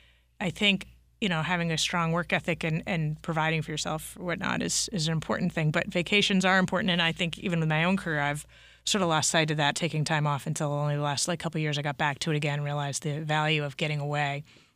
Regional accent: New England, United States; And you know, we grew up in New England, so there's always a sort of like a vacation thing or family outings

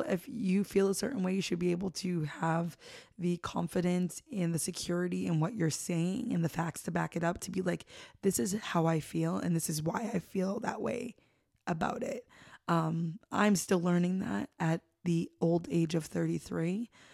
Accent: North Shore, Massachusetts, United States; I love growing up in the North Shore

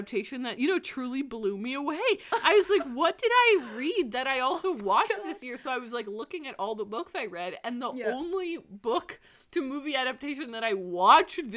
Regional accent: Canada; also born or lived in Ontario; now in British Columbia, Canada; I am Canadian

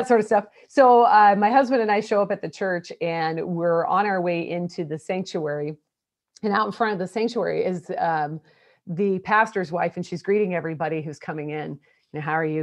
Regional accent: Portland, Oregon, United States; also born or lived in Oklahoma; now in Houston, United States; I'm Portland, Oregon. So I was raised in the Pacific Northwest

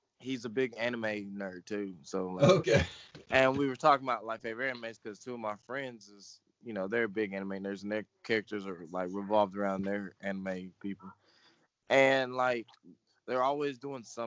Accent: Houston, Texas, United States; now in Tennessee, United States; I left here about the age of four, and I moved with my mom to Houston. So that was pretty fun living down there for 10, 15 years

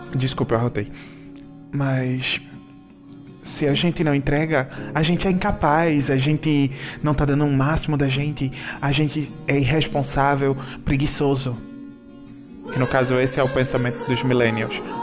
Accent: Manari, Pernambuco, Brazil; moved away; eu sempre vou voltar para Manari, que é a, a cidade, na, minha cidade natal.

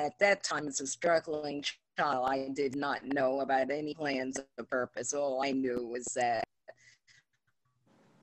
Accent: New York City, New York, United States; I was raised in Harlem about 75 years ago.

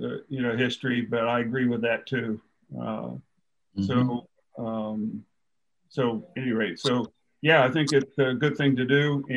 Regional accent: New Jersey, United States; I'm from South Jersey

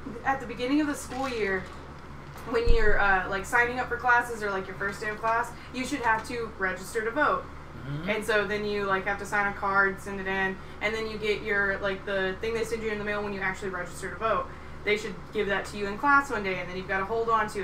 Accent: Texas, United States; I grew up in Texas

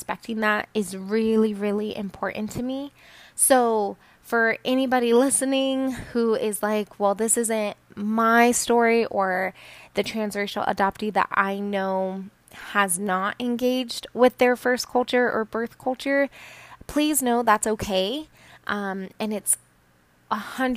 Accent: Colorado, United States; also born or lived in Peru; I was adopted from Peru and I was raised in a pretty non-diverse community in Colorado

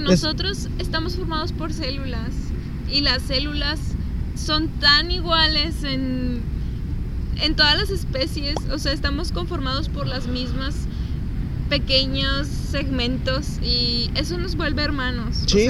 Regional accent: Zacatecas, Mexico; moved away; yo que soy de Zacatecas, que, que por ciertas circunstancias me vine para acá

